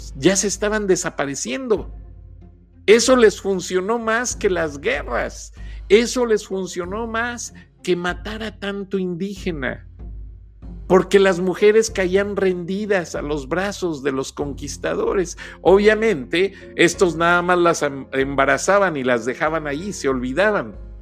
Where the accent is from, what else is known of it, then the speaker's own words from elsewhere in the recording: Mexico; como muchos mexicanos. Somos mestizos